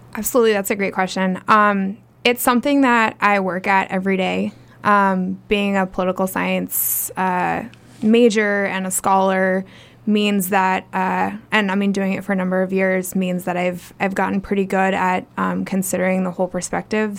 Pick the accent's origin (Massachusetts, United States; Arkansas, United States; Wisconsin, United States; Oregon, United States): Oregon, United States; Portland; also born or lived in Midwest / Ohio; I'm originally from the Midwest. I grew up in Portland